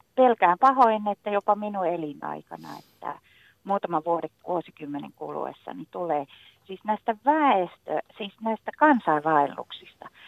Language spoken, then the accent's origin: Finnish; northern Finland, Finland; mä pohjoisessa kotoisin